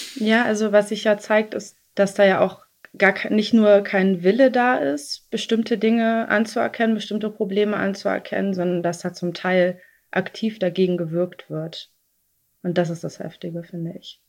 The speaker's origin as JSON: {"language": "German", "region": "East Germany", "country": "Germany", "said": "ich komme aus Ostdeutschland"}